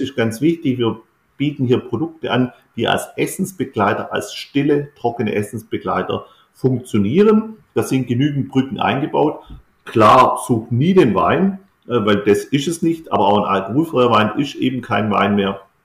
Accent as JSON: {"language": "German", "region": "Baden-Württemberg", "country": "Germany", "said": "bei uns in Württemberg"}